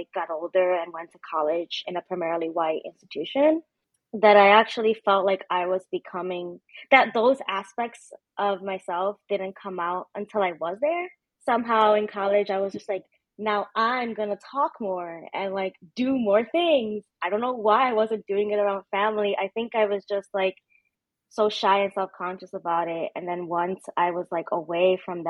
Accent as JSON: {"language": "English", "town": "New York City", "region": "New York", "country": "United States", "tie": "born or raised there", "also_born_or_lived": "Dominican Republic", "moved": "as an adult", "lives_now": "Chicago, United States", "said": "I'm originally from the Bronx, New York City"}